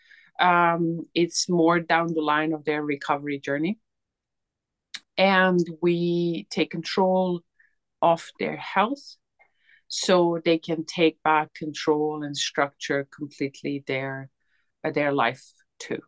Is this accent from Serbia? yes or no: yes; Serbia; moved away as an adult; now in United Kingdom; I'm originally Serbian